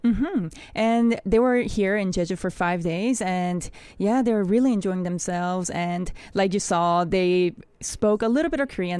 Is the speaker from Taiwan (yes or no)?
yes; New Taipei City, Taiwan; we are come from Taiwan. Uh, Zhongshan Junior High School in New Taipei City.